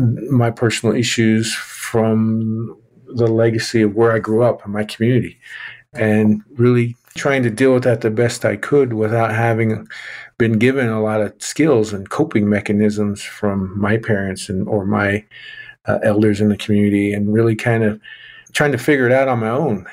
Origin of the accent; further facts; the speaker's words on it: Oklahoma, United States; you know, I'm a Native American male. I grew up in southwestern Oklahoma, and you know, kind of lost my accent there over time.